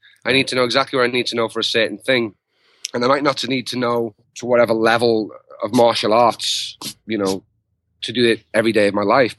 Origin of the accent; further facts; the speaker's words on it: the north of England, United Kingdom; accent: Northern English; moved away; the Northern English accent that I've got